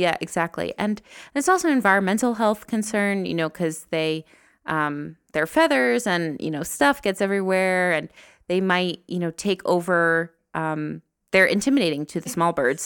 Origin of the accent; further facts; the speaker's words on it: New Jersey, United States; moved away as an adult; now in Rwanda; I'm from New Jersey